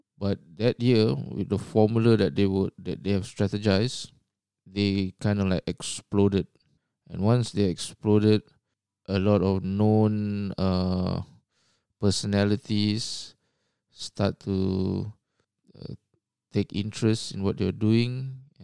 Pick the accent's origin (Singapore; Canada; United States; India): Singapore; moved away as an adult; now in Australia; I was born in Singapore. and, uh, grew up there